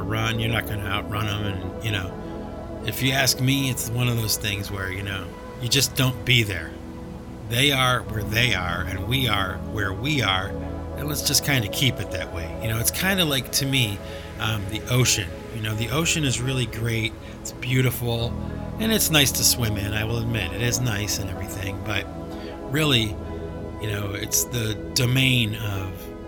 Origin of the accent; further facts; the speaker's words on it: New England, United States; not the New England Patriots, you know, my hometown team.